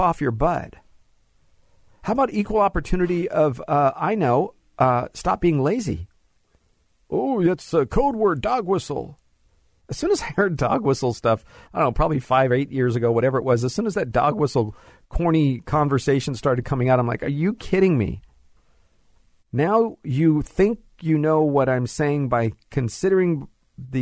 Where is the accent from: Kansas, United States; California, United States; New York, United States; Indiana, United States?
California, United States; Los Angeles; This is my Spanish class, high school, Sylmar, LA Unified School District